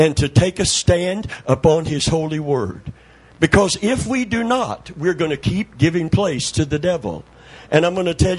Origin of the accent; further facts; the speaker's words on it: Middlesboro, Kentucky, United States; the town that I was born in Kentucky